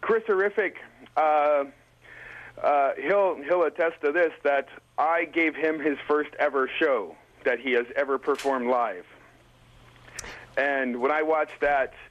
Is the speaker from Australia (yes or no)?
no; Vancouver, British Columbia, Canada; I'm from Vancouver, BC